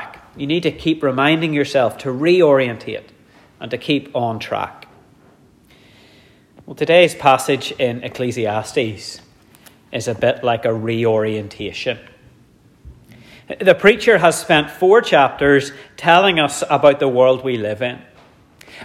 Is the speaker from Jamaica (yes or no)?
no; Dromore, Northern Ireland, United Kingdom; growing up in Dromore, I was in the Scouts